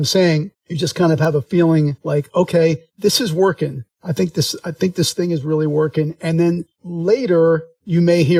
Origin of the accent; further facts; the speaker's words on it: Philadelphia, Pennsylvania, United States; moved away; I'm originally from Philadelphia